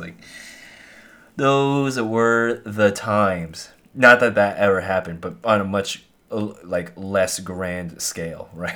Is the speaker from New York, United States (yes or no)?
no; near Monterey Bay, California, United States; There's a lot of artists in my hometown that's close to Monterey Bay